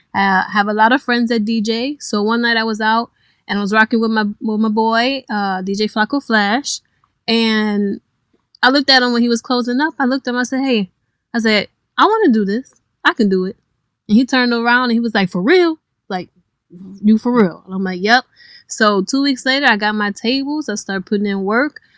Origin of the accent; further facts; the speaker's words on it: Cleveland, Ohio, United States; moved away as an adult; now in New Orleans, United States; I am originally from Cleveland, Ohio, hmm. and I have only been in New Orleans a year